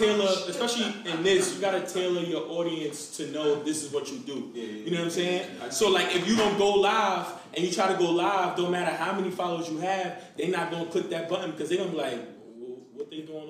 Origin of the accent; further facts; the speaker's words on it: Brooklyn, New York, United States; I'm a project baby, so I grew up in the projects. I grew up